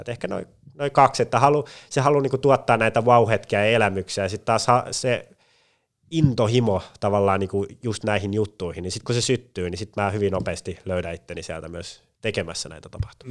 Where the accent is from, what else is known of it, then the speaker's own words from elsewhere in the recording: Pori, Satakunta, Finland; moved away as an adult; also born or lived in Turku / Jyväskylä; now in Espoo, Finland; Tavallaan Pori pysyy siinäkin hyvin vahvana läsnä, että en päässyt kotikaupunkiin pidemmälle